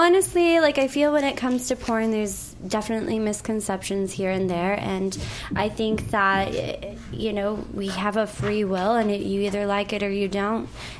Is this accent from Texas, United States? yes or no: yes; Texas, United States; moved away; I'm from Texas